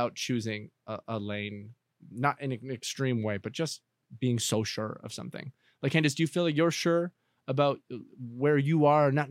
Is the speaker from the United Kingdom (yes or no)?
no; Canada; now in Los Angeles, United States; If I had grown up and stayed in Canada versus being here